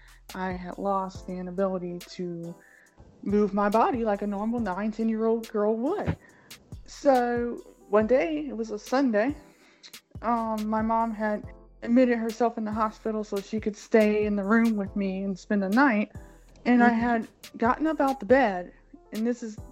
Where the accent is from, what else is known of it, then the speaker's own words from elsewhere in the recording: Cleveland, Ohio, United States; I was born in Cleveland, Ohio, 42 years ago